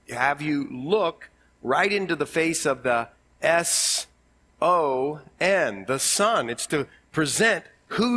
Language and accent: English; Ohio, United States; accent: Ohio; my Ohio accent